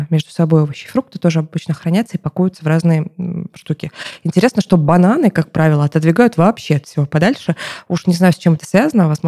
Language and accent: Russian; Krasnodar Krai, Russia; born there; now in Moscow, Russia; потому что я родилась в Краснодарском крае, где помидоры и огурцы, как в Казахстане примерно